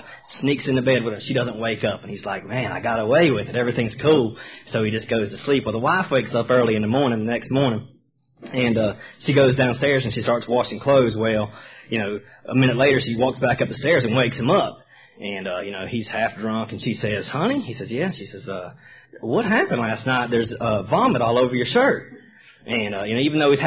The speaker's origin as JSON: {"language": "English", "town": "Sherrills Ford", "region": "North Carolina", "country": "United States", "tie": "born or raised there", "also_born_or_lived": "Charlotte, North Carolina / Richmond area, Virginia / Dothan, Alabama", "moved": "yes", "lives_now": "Roswell, United States", "said": "in 1981, we moved back to North Carolina, about 45 minutes northwest of Charlotte, in a little place called Sherrill's Ford, North Carolina, way out in the middle of the country"}